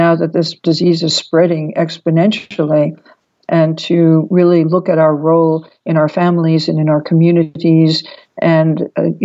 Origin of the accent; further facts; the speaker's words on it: New York, United States; as a New Yorker